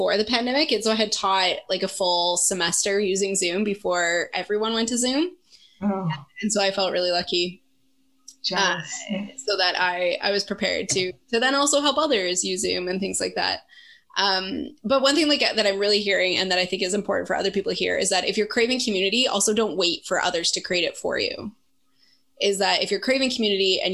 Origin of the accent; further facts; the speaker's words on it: Canada; as a Canadian, as one of like one of the two token Canadians in the group